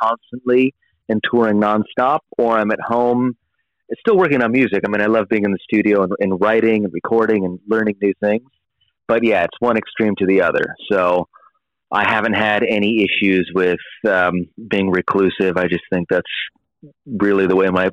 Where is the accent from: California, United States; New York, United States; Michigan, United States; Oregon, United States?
California, United States; San Diego; now in Los Angeles, United States; I live in LA, but I was born and raised in San Diego